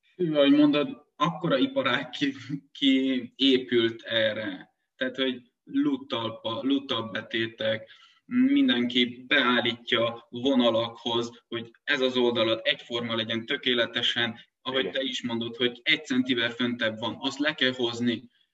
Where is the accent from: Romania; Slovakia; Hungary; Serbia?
Romania; Transylvania; moved away; Erdélyből származom én gyerekkoromban, még kézzel kaszáltunk